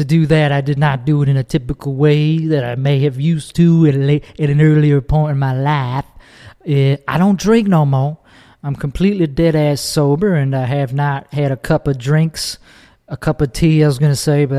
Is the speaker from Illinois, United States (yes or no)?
yes; Chicago, Illinois, United States; accent: Chicago; moved away as an adult; now in Texas, United States; I immigrated here from the land of Chicago land. Chicago land specifically is where I grew up